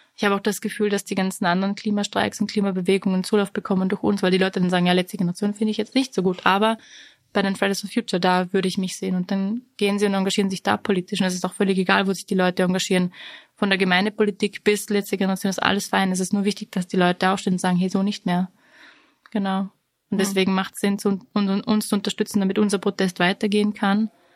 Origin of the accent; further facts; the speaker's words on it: Vorarlberg, Austria; Und ich bin ja aus Vorarlberg